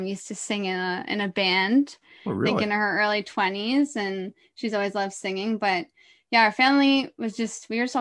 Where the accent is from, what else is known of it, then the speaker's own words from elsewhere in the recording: Orillia, Ontario, Canada; moved away as an adult; also born or lived in Toronto / Whistler / Vancouver; I was born in Toronto, but before I was even one, I grew up in Orillia.